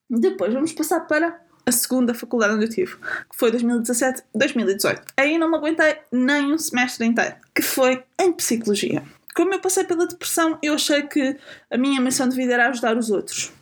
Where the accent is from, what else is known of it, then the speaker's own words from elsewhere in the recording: a small village in Lisbon District, Portugal; Eu sou de Lisboa, sou de uma pequena aldeia que pertence ao distrito de Lisboa